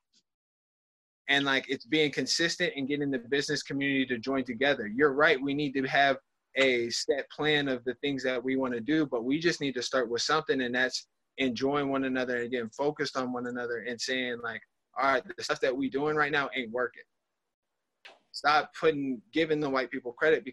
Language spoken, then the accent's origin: English; Lincoln, Nebraska, United States; also born or lived in Florida; I'm from Lincoln, Nebraska